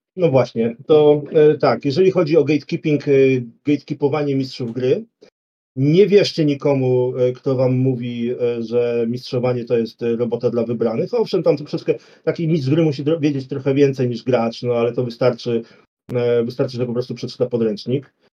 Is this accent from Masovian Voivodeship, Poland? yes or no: yes; Warsaw, Masovian Voivodeship, Poland; u nas w Warszawie